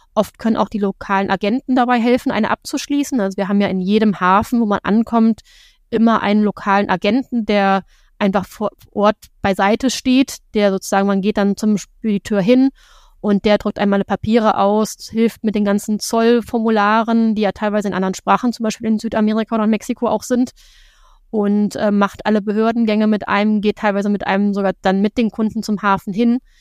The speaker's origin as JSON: {"language": "German", "country": "Germany", "said": "bei uns in Deutschland"}